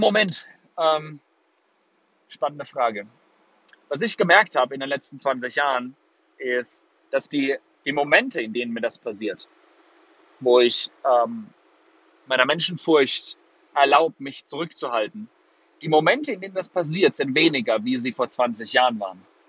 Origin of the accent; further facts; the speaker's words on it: Würzburg, Bavaria, Germany; also born or lived in Singapore; Würzburg, meine Heimatstadt